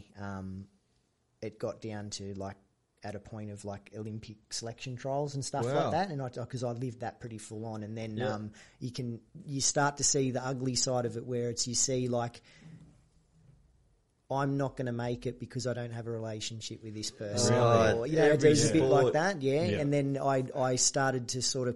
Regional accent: Dapto, New South Wales, Australia; also born or lived in Wollongong; I'm a Dapto boy.

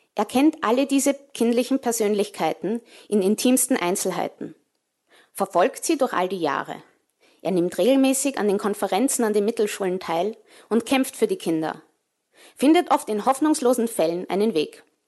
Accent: Vienna, Austria; moved away as an adult; also born or lived in New York City, United States / England; ich bin in Wien geboren und aufgewachsen

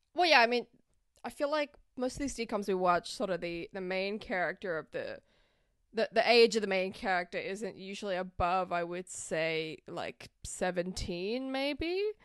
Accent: Australia; now in United States; being an Australian in America

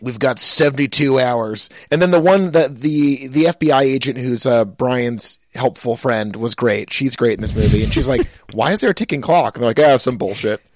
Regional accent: Pittsfield, Massachusetts, United States; moved away; I'm from Pittsfield, Massachusetts.

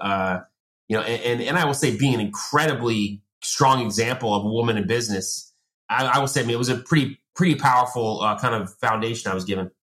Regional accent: Long Island, New York, United States; I grew up in Long Island

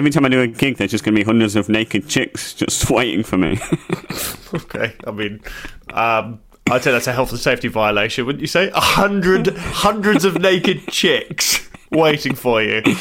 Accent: Orlando, Florida, United States; I'm saying I'm from Orlando. I'm saying charm.

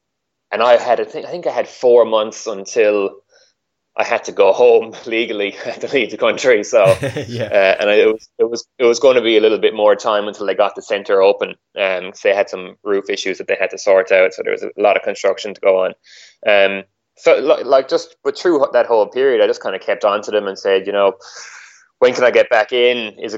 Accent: Ireland; now in Australia; so obviously I'm living in Australia. I came here from Ireland.

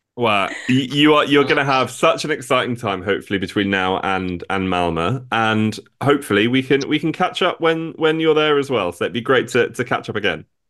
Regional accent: England, United Kingdom; this is me asking as, as an English person

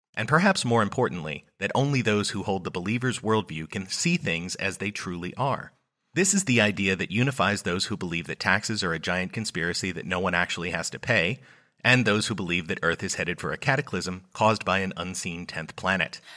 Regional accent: United States; I'm an American

